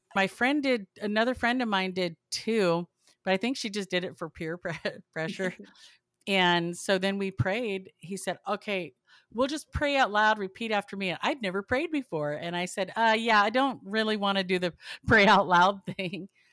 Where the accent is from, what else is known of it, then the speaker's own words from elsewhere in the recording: Southern California, United States; I grew up in Southern California